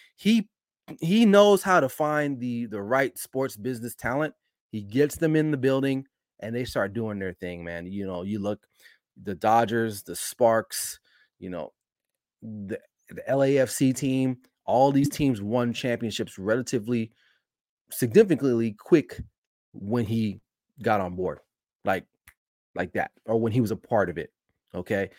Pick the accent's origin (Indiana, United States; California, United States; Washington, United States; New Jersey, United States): California, United States; Los Angeles; L A, my hometown.